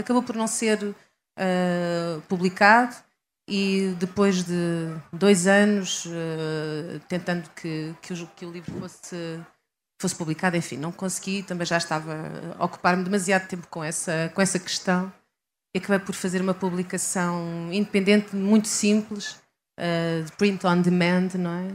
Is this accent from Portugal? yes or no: yes; Leiria, Centro, Portugal; moved away as an adult; also born or lived in Coimbra; now in Lisbon, Portugal; nasci em Coimbra, uh, cresci em Leiria